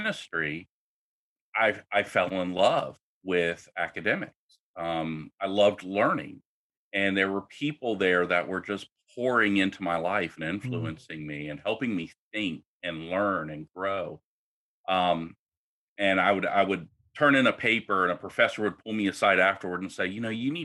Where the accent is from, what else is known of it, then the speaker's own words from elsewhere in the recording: Washington, District of Columbia, United States; moved away; also born or lived in Oklahoma / New Orleans; I grew up in the Washington, D.C. area